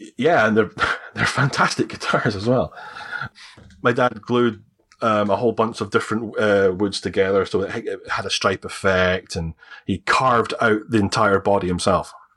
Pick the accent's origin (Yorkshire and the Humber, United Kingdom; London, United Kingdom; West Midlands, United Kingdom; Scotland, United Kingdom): Scotland, United Kingdom; accent: Scottish; I'm Scottish, I have a Scottish accent.